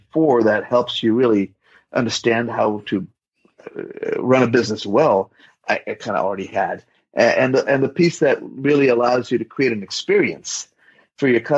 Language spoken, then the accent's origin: English; India; also born or lived in Bay Area, California / Western North Carolina; now in North Carolina, United States; adopting this beautiful baby girl from an orphanage in my hometown where I grew up.